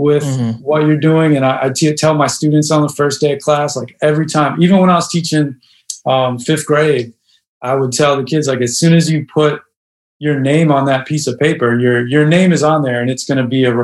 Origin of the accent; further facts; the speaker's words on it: Chicago, Illinois, United States; I grew up in Hyde Park and then now live in Humble Park